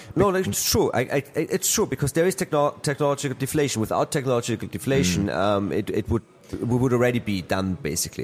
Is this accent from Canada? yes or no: no; Austria; I come from Austria